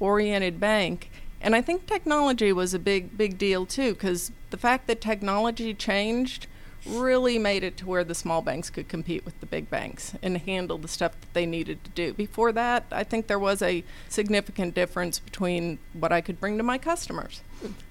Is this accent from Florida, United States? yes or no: no; Nashville, Tennessee, United States; moved away as an adult; also born or lived in Knoxville, Tennessee; now in Atlanta, United States; I grew up in Nashville, Tennessee.